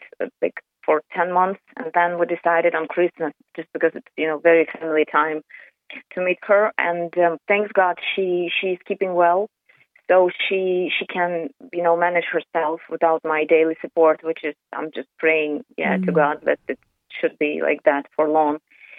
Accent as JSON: {"language": "English", "region": "Kyiv", "country": "Ukraine", "second_language": "English", "moved": "as an adult", "lives_now": "Ireland", "said": "I'm from Kyiv"}